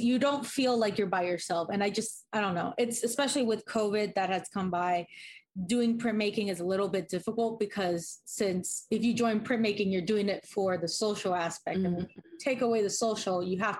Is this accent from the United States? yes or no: yes; Miami, Florida, United States; moved away as an adult; also born or lived in Kansas City; I'm originally from Miami. I moved over to Kansas City to go to the Art Institute.